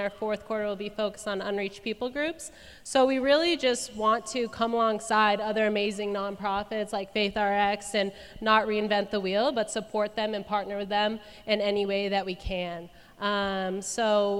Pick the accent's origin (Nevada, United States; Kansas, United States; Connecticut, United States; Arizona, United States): Arizona, United States; moved away as an adult; now in Cookeville, United States; I was born and raised in Arizona, and I've lived in Cookeville for the last, I think, almost 5 years